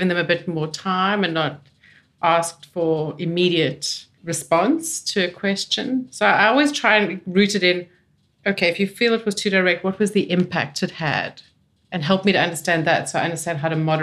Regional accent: South Africa; also born or lived in London; now in Australia; I'm South African

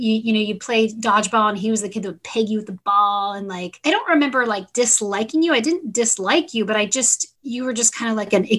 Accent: San Diego, California, United States; I grew up in Westwood and, you know, Rancho Bernardo.

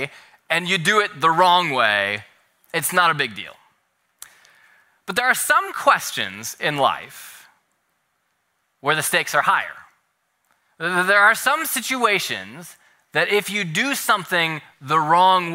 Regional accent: Minnesota, United States; now in California, United States; growing up in Minnesota, where we have snow outside most Easter Sundays, I grew up always doing egg hunts inside

